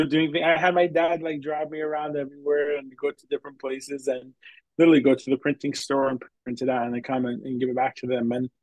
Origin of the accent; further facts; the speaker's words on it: Long Island, New York, United States; I am a New York guy. I grew up in Long Island